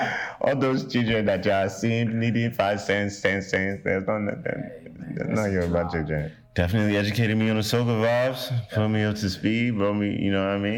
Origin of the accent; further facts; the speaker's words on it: Nigeria; Even myself, I'm Nigerian, but like, I never, you know, did it in that Starboy whiskey.